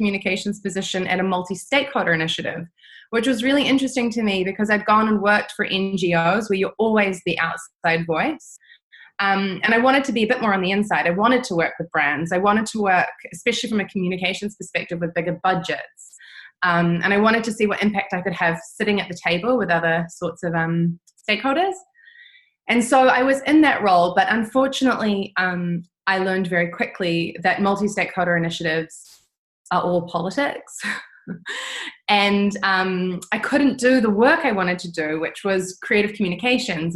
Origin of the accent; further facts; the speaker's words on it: New Zealand; moved away as an adult; also born or lived in Italy / Netherlands; growing up in New Zealand